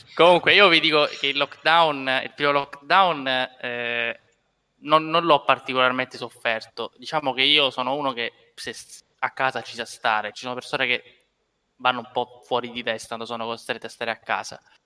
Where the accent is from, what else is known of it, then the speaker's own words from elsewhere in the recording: Sicily, Italy; noi da siciliani